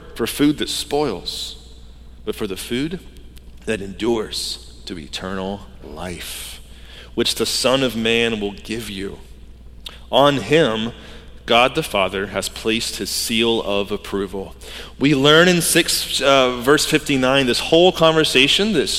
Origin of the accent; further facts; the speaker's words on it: Georgia, United States; I grew up in Georgia